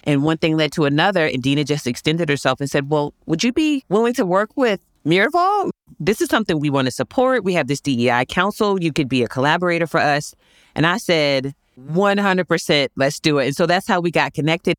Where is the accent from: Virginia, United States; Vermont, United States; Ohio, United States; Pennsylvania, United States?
Virginia, United States; Virginia Beach; I grew up in Virginia Beach, Virginia